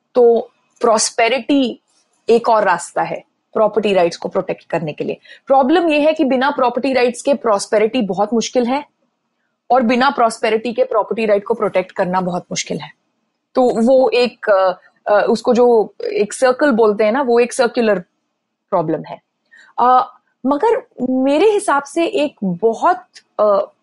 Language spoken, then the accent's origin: Hindi; Delhi, India; now in New York, United States; मैं दिल्ली में पली बड़ी हूं